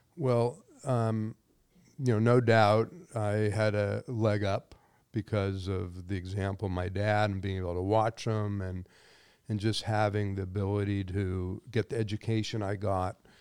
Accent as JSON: {"language": "English", "town": "Los Angeles", "region": "California", "country": "United States", "tie": "born or raised there", "said": "I grew up in the San Fernando Valley"}